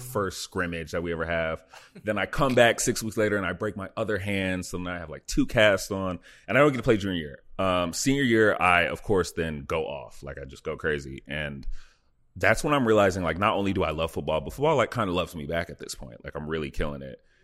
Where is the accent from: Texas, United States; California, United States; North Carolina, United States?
Texas, United States; Dallas; moved away as an adult; also born or lived in Buffalo, New York / Indiana; now in Los Angeles, United States; growing up in the Dallas, Texas